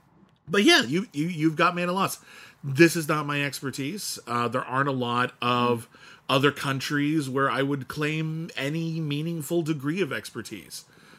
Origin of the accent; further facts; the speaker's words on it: United States; And I grew up in America